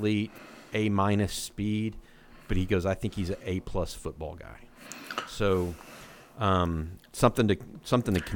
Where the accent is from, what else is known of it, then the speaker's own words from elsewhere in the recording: Houston, Texas, United States; I grew up down in the Houston area